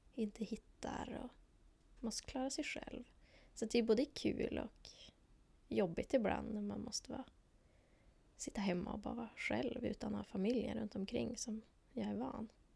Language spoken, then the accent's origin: Swedish; Lycksele, Västerbotten County, Sweden; moved away as an adult; now in Umeå, Sweden; Jag kommer från Lycksele. Jag har bott här i Umeå